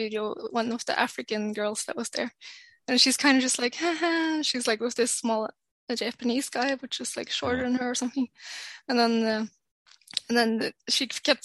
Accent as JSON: {"language": "English", "region": "Oslo", "country": "Norway", "tie": "born or raised there", "also_born_or_lived": "London, United Kingdom", "moved": "as an adult", "lives_now": "North Norway, Norway", "said": "I grew up in Oslo, which is very liberal"}